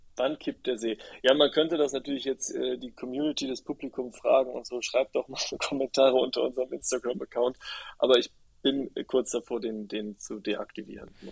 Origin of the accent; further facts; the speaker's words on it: Rhineland, Germany; moved away; also born or lived in Berlin; Ich komme halt aus dem Rheinland, so rheinische oder rheinische Frohnatur.